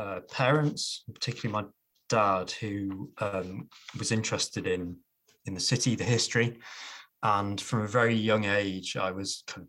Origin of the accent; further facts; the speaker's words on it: Newcastle, North East England, United Kingdom; I am born and bred Geordie. I might not sound like it, but I was born in the Princess Mary Hospital nearly 43 years ago. It's not a hospital anymore. It's a block of luxury apartments. Just off the Great North Road in Jesmond, and grew up in Newcastle